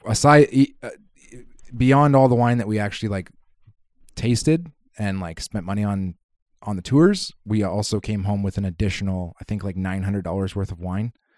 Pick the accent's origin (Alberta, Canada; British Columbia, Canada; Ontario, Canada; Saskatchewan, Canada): British Columbia, Canada; Kitimat; moved away; I grew up in Kitimat